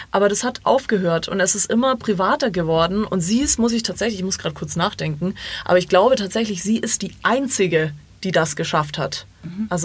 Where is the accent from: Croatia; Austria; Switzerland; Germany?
Croatia; ich bin Kroatin, äh, ich äh, weiß nicht, wie man Deutsch ich, ich, spricht.